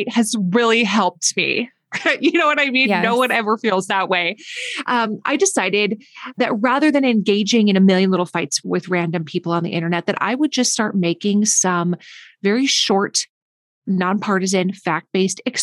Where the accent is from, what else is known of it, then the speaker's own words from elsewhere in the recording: northern Minnesota, United States; I grew up in northern Minnesota, where it's very, very cold